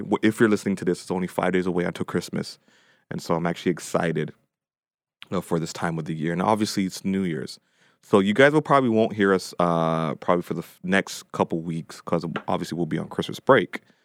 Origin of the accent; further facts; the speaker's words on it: Toronto, Ontario, Canada; now in Ajax, Canada; I grew up, uh, four oh one in Meadowvale, so Dean Park.